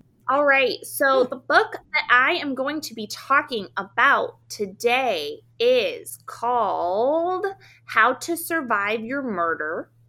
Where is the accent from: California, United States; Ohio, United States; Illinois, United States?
California, United States; Santa Rosa; that's where I grew up.